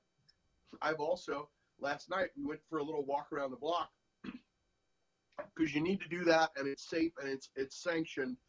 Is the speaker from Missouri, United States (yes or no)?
yes; St. Louis, Missouri, United States; now in West Coast, United States; the murder rates of my hometown of St. Louis